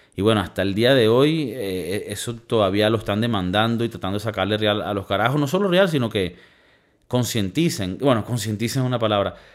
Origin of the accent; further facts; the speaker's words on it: Valencia, Carabobo, Venezuela; now in Spain; imagínate de la ciudad que yo soy, Valencia, Venezuela